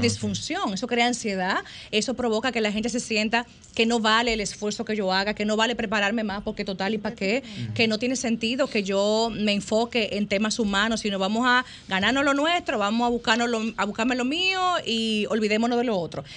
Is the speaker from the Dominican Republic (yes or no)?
yes; Santiago de los Caballeros, Santiago, Dominican Republic; yo soy santiaguera